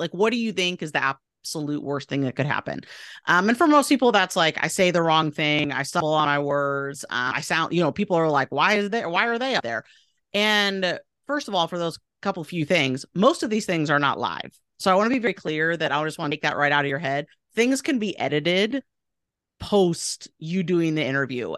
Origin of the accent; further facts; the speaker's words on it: Portland, Oregon, United States; moved away as an adult; also born or lived in East Coast; now in Boise, United States; my hometown of Portland, Oregon